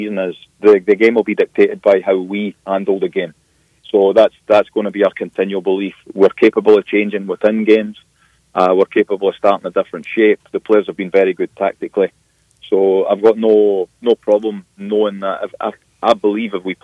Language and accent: English; Scotland, United Kingdom; now in Memphis, United States; I'm also Scottish